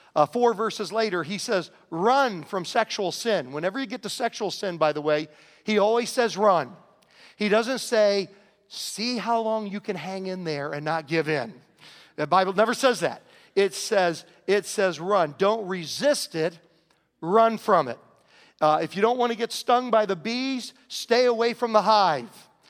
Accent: Southern Virginia, United States; growing up in Southern Virginia

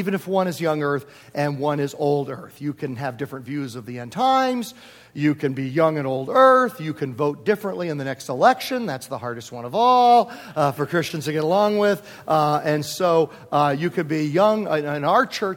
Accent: Virginia, United States; also born or lived in Homer, New York / Prince George, Virginia; now in Southern California, United States; I grew up in Virginia

